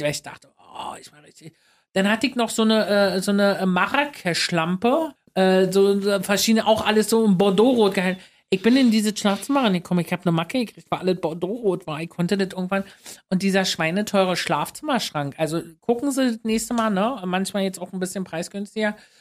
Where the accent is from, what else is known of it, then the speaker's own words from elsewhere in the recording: Luckenwalde, Brandenburg, Germany; moved away as an adult; now in Berlin, Germany; Luckenwalde groß geworden, fahre ich immer noch hin, ist mein Zuhause. Berlin, also äh, Luckenwalde ist meine Heimat und Berlin ist mein Zuhause